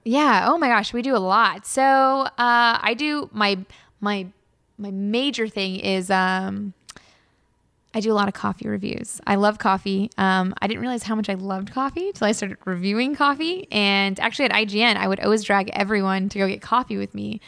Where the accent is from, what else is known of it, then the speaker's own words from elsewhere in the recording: Los Angeles, California, United States; now in Bay Area, United States; born and raised in Los Angeles